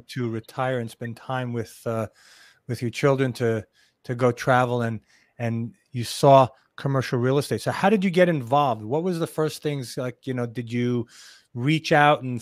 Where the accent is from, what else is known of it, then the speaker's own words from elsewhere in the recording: New York City, New York, United States; also born or lived in Israel; now in South Florida, United States; I'm originally from New York City, but I moved to Israel, lived in Israel for many years